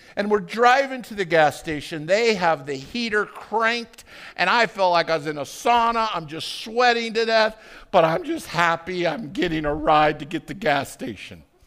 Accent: Arvada, Colorado, United States; I grew up in Arvada

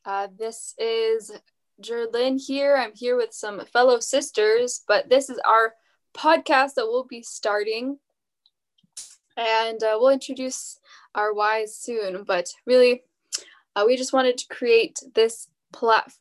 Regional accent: Bay Area, California, United States; I am from the Bay Area, California

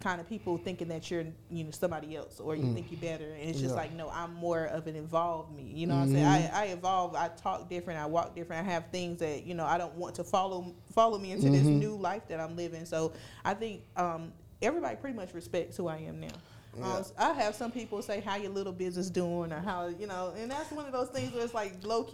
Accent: Fayetteville, United States; I'm from East Fayetteville

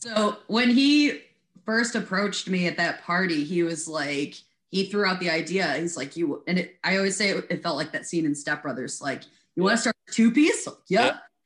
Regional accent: Wheaton, Illinois, United States; also born or lived in DeKalb, Illinois; I grew up in Wheaton

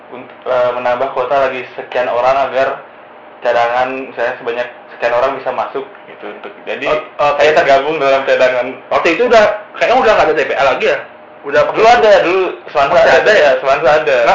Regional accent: Singaraja, Bali, Indonesia; dari Singaraja

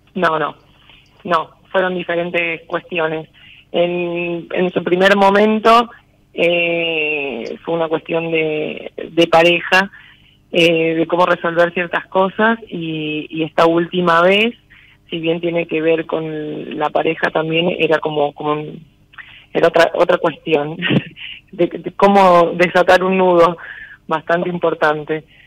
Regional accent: Corral de Bustos, Córdoba, Argentina; De Corral de Bustos, provincia de Córdoba.

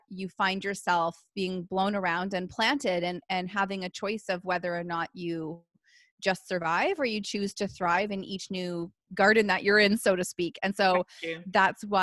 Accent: Canada; I am a Canadian military wife and I'm a mom of two little boys

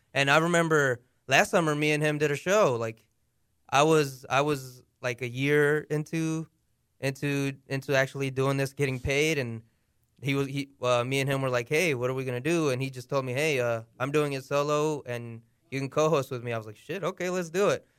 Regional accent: United States; accent: American; I was born here in America. Obviously, my par-, my parents were born in Mexico.

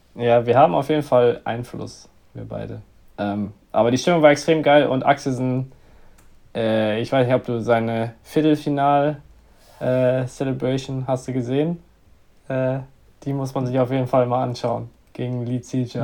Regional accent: near Messel, Hesse, Germany; in der Nähe von meiner Heimatstadt.

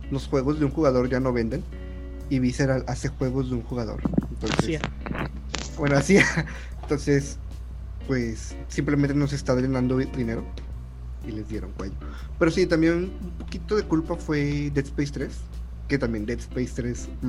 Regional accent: Mexico; Somos mexicanos

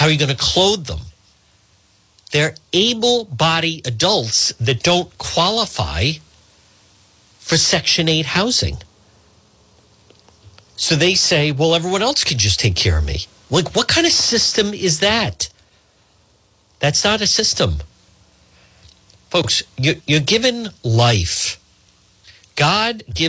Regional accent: Edgewood, Rhode Island, United States; growing up in Edgewood

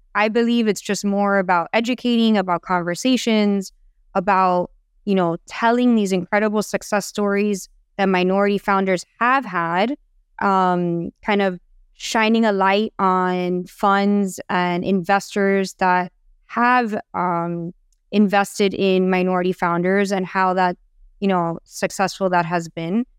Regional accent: Miami, Florida, United States; I'm born and raised in Miami

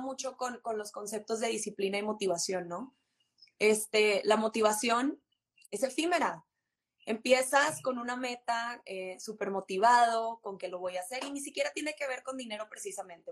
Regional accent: Monterrey, Nuevo León, Mexico; de Monterrey, 100% regia

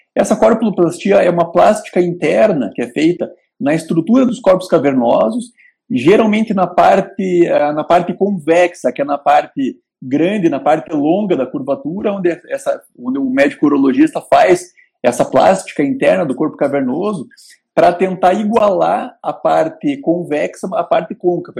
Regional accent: the South, southern Brazil, Brazil; a gente aqui do Sul, eu sou alemão

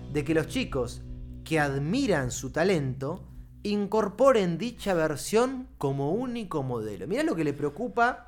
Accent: Argentina; como, argentino, como ciudadano de esta república

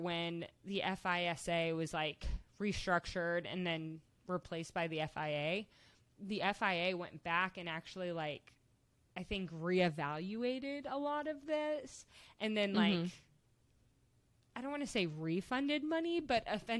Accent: United States; growing up in the United States

